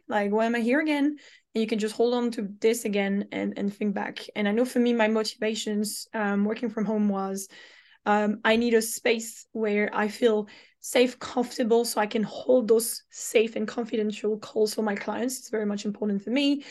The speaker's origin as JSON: {"language": "English", "country": "France", "moved": "as an adult", "lives_now": "London, United Kingdom"}